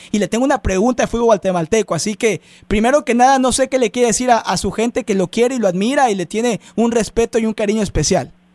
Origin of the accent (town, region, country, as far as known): Mexico; now in United States